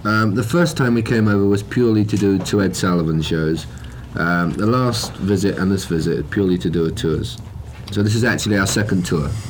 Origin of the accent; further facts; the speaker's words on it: London, United Kingdom; we're from London